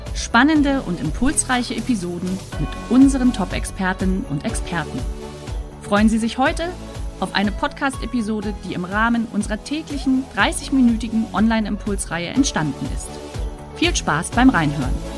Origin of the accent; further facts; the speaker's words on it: Rostock, Mecklenburg-Vorpommern, Germany; now in Stuttgart, Germany; Ich als altes Nordlicht